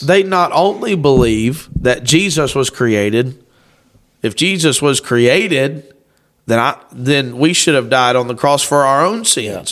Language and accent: English; Lewis County, Kentucky, United States; we're from Kentucky